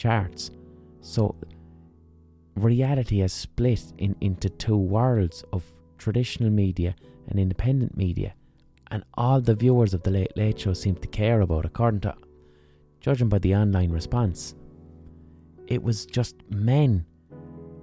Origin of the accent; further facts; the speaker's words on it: Ireland; as Irish people we can be globally overrepresented